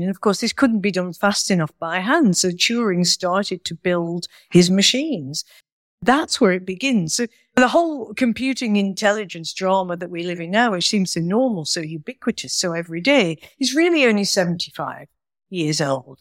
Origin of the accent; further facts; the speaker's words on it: Manchester, North West England, United Kingdom; I was born in Manchester